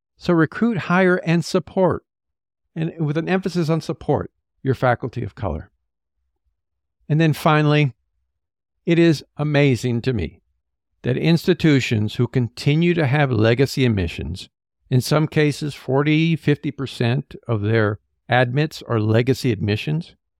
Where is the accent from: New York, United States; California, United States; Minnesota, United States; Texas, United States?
California, United States; as a Californian